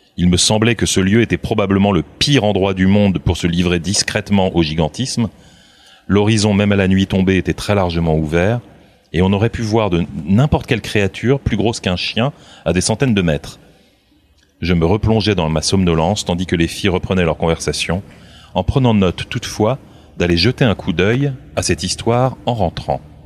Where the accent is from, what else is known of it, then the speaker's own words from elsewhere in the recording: Burgundy, Bourgogne-Franche-Comté, France; j'ai grandi en Bourgogne